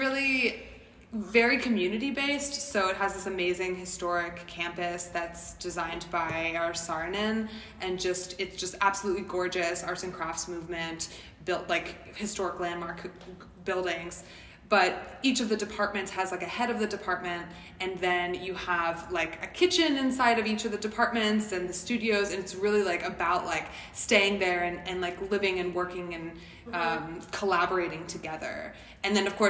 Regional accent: Lancaster, Pennsylvania, United States; moved away as an adult; also born or lived in New York City; I grew up in Lancaster, Pennsylvania

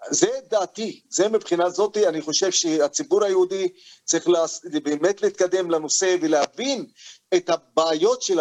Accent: Israel; עכשיו אני בתור פלסטיני, וגם מקבל עליי את האזרחות הישראלית

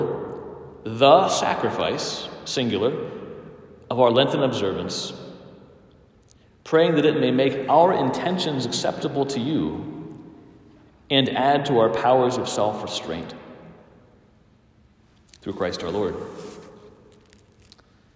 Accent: United States; I'm an American, and we have lots of luxuries and goods here

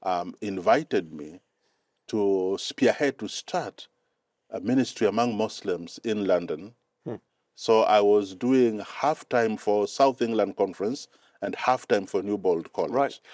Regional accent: Mombasa, Mombasa County, Kenya; English is a second language; moved away as an adult; also born or lived in Cyprus; now in Silver Spring, United States; I was born and raised up in Kenya.

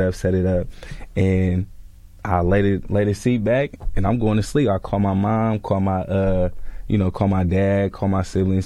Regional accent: California, United States; moved away as an adult; also born or lived in Atlanta, Georgia; I'm coming from California

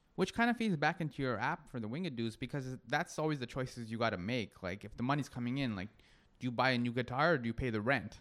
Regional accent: Toronto, Ontario, Canada; I'm from Toronto

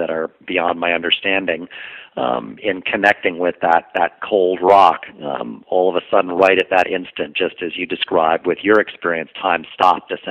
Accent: New York City, New York, United States; I grew up and lived in New York City

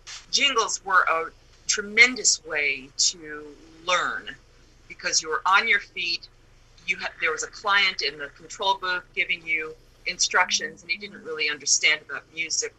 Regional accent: New York City, New York, United States; growing up in the Bronx in Manhattan was just the perfect place to be surrounded by adventures

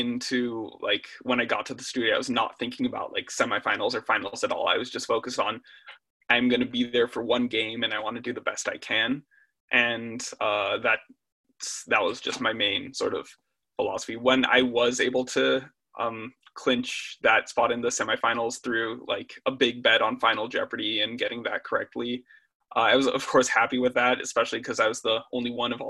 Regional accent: Eden Prairie, Minnesota, United States; I'm 19. I'm from Eden Prairie, Minnesota.

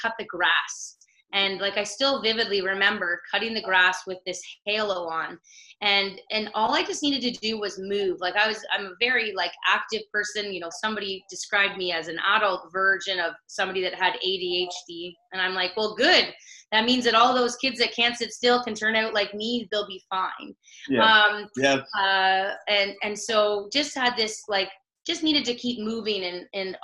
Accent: South River, Ontario, Canada; In a small town near North Bay, Ontario, called South River.

